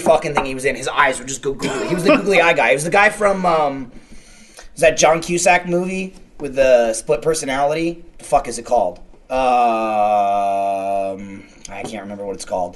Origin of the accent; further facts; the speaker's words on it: East Coast, United States; growing up on the East Coast